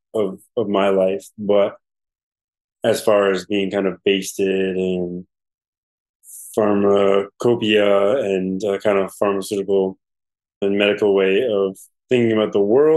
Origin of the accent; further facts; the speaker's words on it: New Haven, Connecticut, United States; I grew up in Westville in New Haven